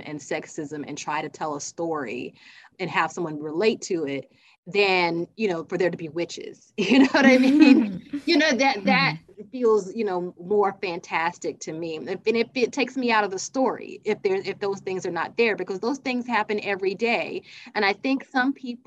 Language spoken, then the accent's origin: English; South Carolina, United States; now in Georgia, United States; I'm from South Carolina